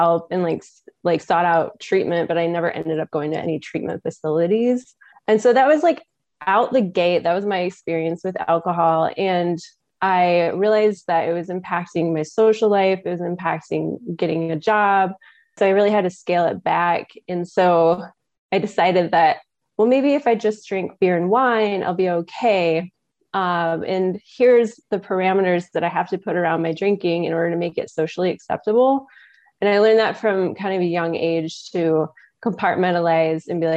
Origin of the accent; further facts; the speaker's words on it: West Michigan, United States; I am from West Michigan